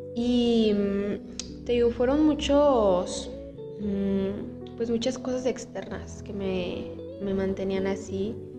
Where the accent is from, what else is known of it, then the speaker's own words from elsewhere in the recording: Aguascalientes, Mexico; soy de aquí de Aguascalientes